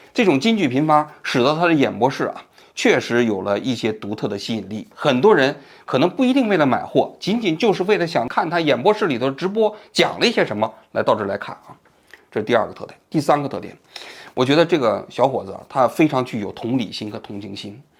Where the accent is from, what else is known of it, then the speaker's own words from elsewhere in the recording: Tongguan, Shaanxi, China; moved away as an adult; 因为我在十八岁之前就是在陕西潼关长大的，所以我听他的口音啊特别亲切